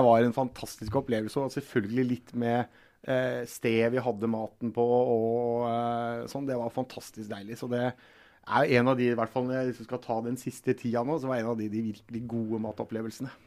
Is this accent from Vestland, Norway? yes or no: no; Telemark, Norway; og så er jeg fra Telemark